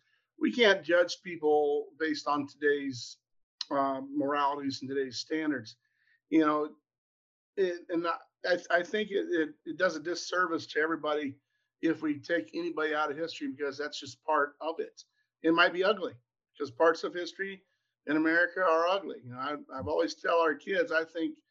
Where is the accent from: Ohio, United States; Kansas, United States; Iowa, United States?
Iowa, United States; Columbus Junction; also born or lived in Perry, Iowa; I was from Columbus Junction. I'm born in Perry, but we moved to Columbus when I was three